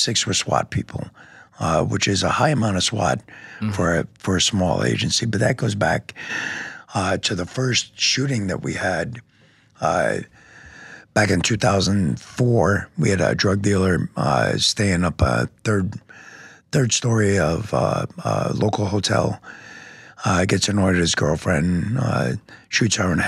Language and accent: English; New York, United States; moved away as an adult; also born or lived in Oak Creek, Wisconsin; now in Wisconsin, United States; I was from New York originally, graduated, went to the Marines